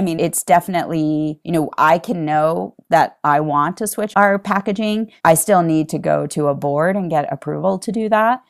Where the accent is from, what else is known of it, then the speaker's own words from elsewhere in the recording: East Coast, United States; moved away as an adult; now in Utah, United States; I am from the East Coast originally, and I moved to Utah